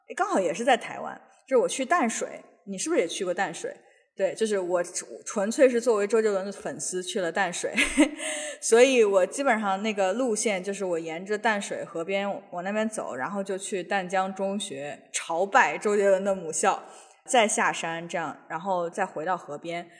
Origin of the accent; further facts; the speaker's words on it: northern China, China; now in Seattle, United States; 我们就是北方人吃的那种豆腐脑